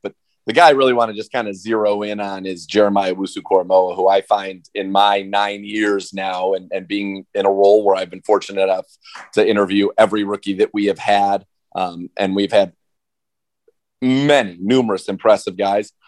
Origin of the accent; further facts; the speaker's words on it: San Francisco Bay Area, California, United States; now in Cleveland, United States; I grew up in the San Francisco Bay Area